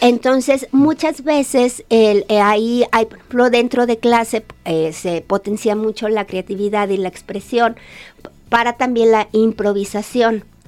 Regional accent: Guadalajara, Jalisco, Mexico; moved away as an adult; also born or lived in Monterrey / Havana; Yo soy de aquí de Guadalajara

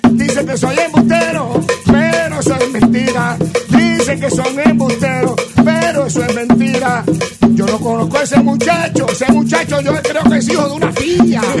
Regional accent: Humacao, Puerto Rico; now in Florida, United States; Yo soy de Humacao, vivo en Florida, pero ando por

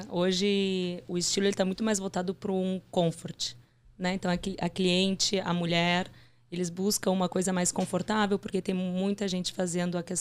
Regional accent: Porto Alegre, Rio Grande do Sul, Brazil; moved away as an adult; now in São Paulo, Brazil; Eu sou de Porto Alegre.

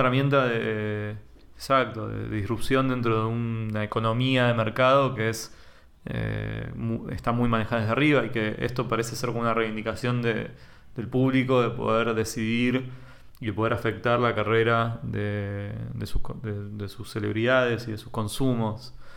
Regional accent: Temperley, Buenos Aires Province, Argentina; yo soy de Temperley

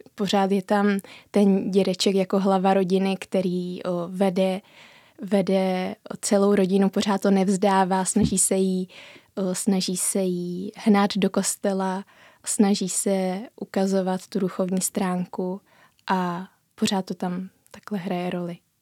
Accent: Římov, South Bohemian Region, Czechia; já jsem ze Římova, kde ta duchovnost hraje velkou roli

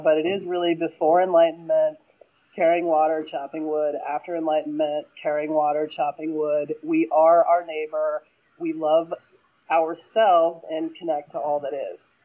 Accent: Pennsylvania, United States; I'm from Pennsylvania, so you know our Philly

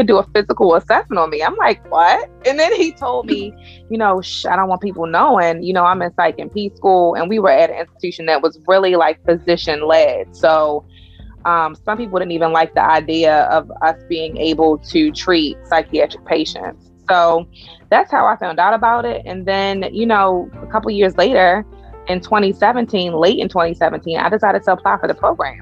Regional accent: Pikesville, Maryland, United States; accent: Baltimore; I grew up in Pikesville, which is technically Baltimore County.

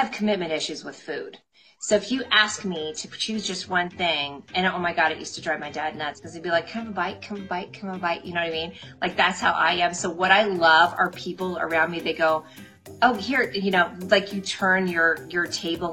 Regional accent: Midwest, United States; I grew up in the Midwest, and that's just how we roll

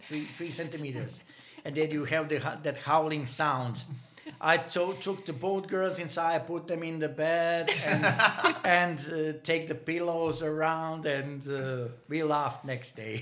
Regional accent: Banja Luka, Republika Srpska, Bosnia & Herzegovina; English is a second language; moved away as an adult; now in Denmark; nearly impossible to live in my hometown. I was living in a city called Banja Luka

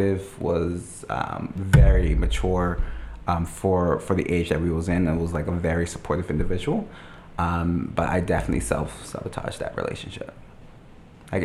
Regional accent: Smith's, Bermuda; moved away as an adult; also born or lived in Paget, Bermuda; now in New Brunswick, Canada; I was born in the parish of Paget, but everyone's born in Paget because that's where the hospital is. But I grew up in Smith's Bermuda

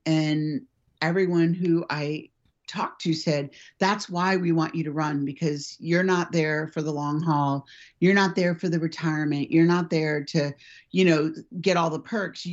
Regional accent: United States; also born or lived in United Kingdom; I as an American

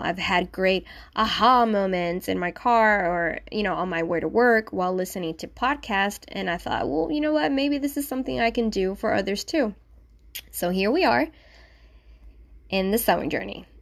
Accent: Manatí, Puerto Rico; first language Spanish; English is a second language; I was born and raised in Manatí, Puerto Rico. So my first language is Spanish.

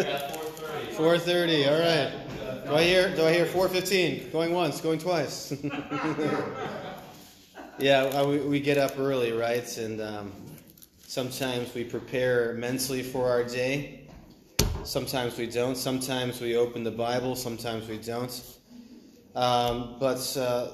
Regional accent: Maine, United States; I'm from Maine, and I was homeschooled

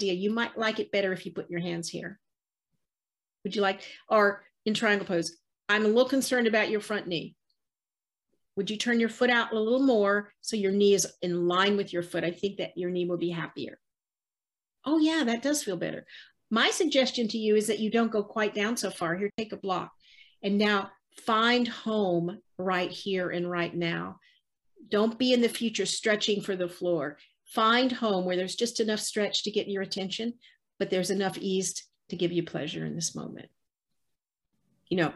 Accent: the South, United States; I was raised in the South

